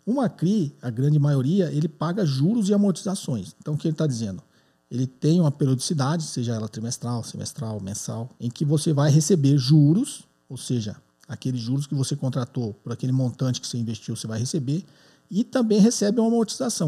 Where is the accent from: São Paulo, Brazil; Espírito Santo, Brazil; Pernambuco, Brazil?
São Paulo, Brazil; sou de São Paulo, capital